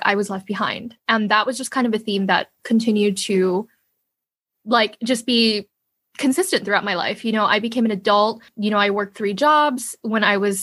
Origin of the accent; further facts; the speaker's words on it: New York, United States; I was born in New York, but my family was already a family of five. They basically came here with basically nothing.